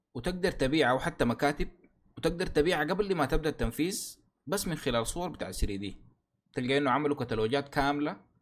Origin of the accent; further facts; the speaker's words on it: Sudan; عندنا في السودان